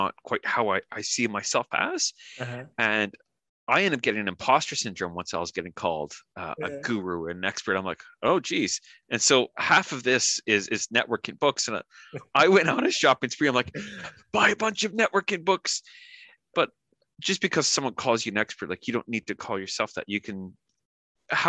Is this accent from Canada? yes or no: yes; Canada; first language English; moved away as an adult; now in New Zealand; I'm from Canada originally, and now I'm living in New Zealand, and I've been here the better part of 4 years